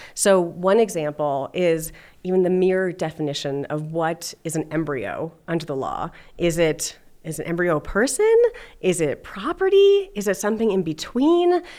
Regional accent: Los Alamos, New Mexico, United States; also born or lived in California; now in Denver, United States; I grew up in Los Alamos, New Mexico

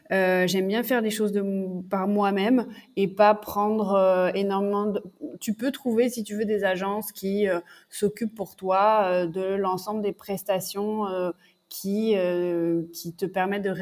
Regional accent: south of France, France; moved away; also born or lived in Paris / Montreal; j'ai grandi dans le sud de la France

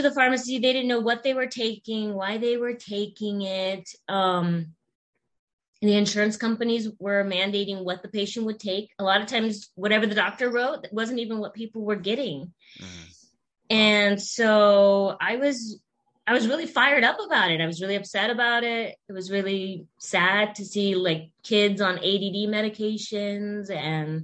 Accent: Nebraska, United States; now in Washington, United States; I'm originally from Nebraska

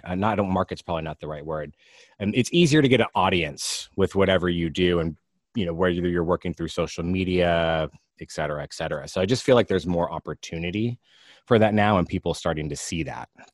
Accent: Alameda, California, United States; also born or lived in Walnut Creek, California; I live in Alameda, California. I actually grew up here. I was born in Walnut Creek, but grew up in Alameda.

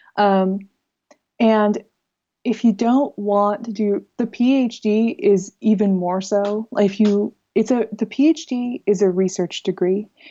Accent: United States; moved away as an adult; also born or lived in Netherlands; now in Groningen, Netherlands; I'm an American in the Netherlands

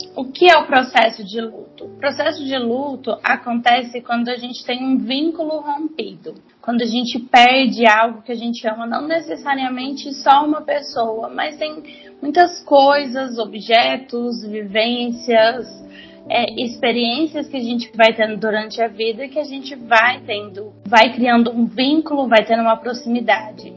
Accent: Goiânia, Goiás, Brazil; eu sou de Goiânia

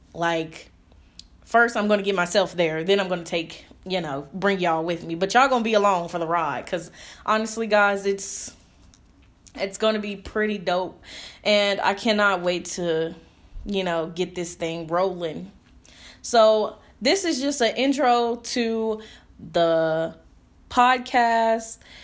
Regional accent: Indianapolis, Indiana, United States; moved away; I moved back to Indianapolis, Indiana, my hometown

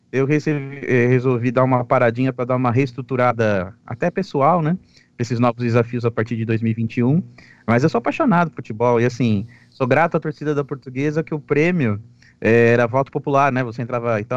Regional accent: Santo André, São Paulo, Brazil; Santo André, que é minha cidade natal, né?

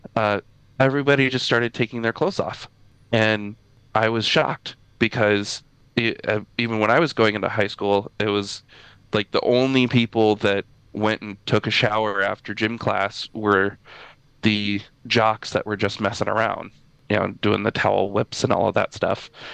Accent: Midwest, United States; I grew up in Midwest uh, United States

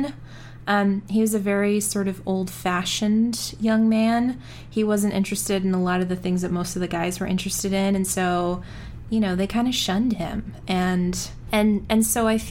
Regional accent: South Africa; I'm South African.

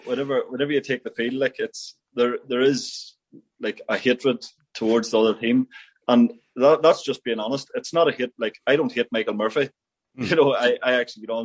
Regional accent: Tyrone, Northern Ireland, United Kingdom; I'm from Tyrone

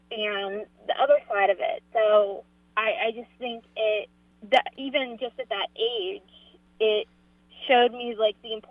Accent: Johnstown, Pennsylvania, United States; um I live in the West End. I'm from Johnstown. I went to Johnstown School District.

